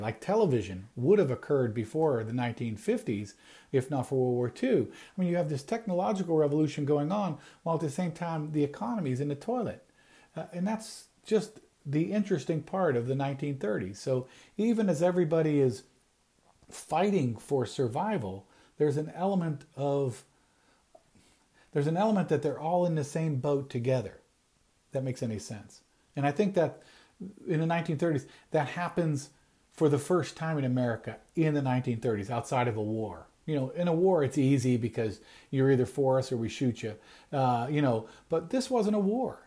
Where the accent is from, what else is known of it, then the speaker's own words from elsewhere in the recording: Youngstown, Ohio, United States; I grew up in Youngstown, uh, in here in, in Ohio